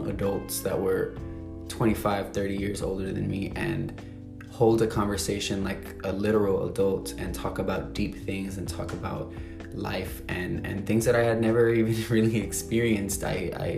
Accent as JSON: {"language": "English", "town": "San Antonio", "region": "Texas", "country": "United States", "tie": "born or raised there", "moved": "as an adult", "lives_now": "Los Angeles, United States", "said": "I grew up in San Antonio, Texas, moved around the city a lot"}